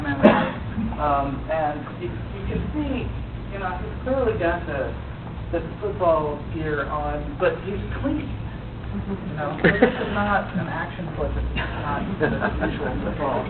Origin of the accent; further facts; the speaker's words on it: Kentucky, United States; I am from Kentucky